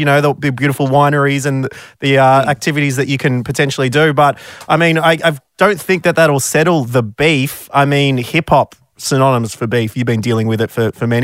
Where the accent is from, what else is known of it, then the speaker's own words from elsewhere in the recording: Victoria, Australia; I am originally from Victoria